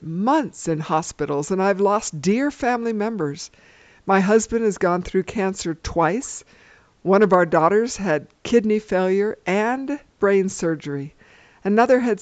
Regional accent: Los Angeles, California, United States; I grew up in Los Angeles, California

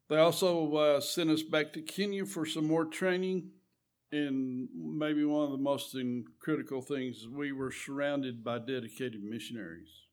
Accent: Eunice, New Mexico, United States; I was raised right there in Eunice. Been there all our lives

